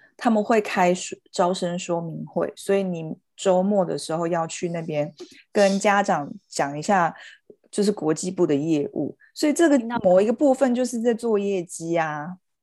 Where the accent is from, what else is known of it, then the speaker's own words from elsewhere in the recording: Taichung, Taiwan; accent: Taichung accent; 他挖我们的台中腔发扬的，就是发扬光大